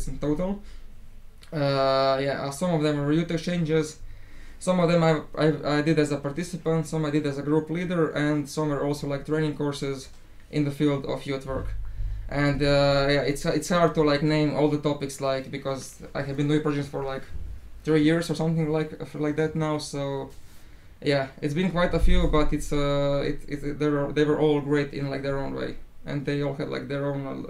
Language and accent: English; Zagreb, City of Zagreb, Croatia; I also come from Zagreb